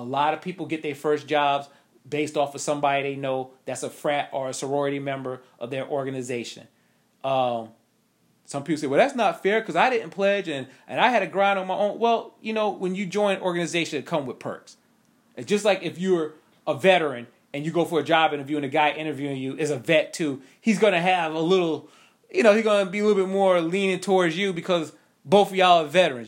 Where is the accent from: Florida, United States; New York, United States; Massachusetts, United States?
New York, United States; I'm not country, I'm from New York